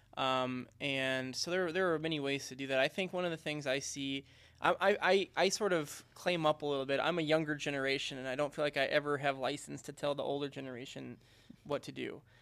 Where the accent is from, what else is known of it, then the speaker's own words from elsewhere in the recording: Fort Smith, Arkansas, United States; moved away; I grew up in Arkansas. I don't know if you know that, but I grew up in Fort Smith, Arkansas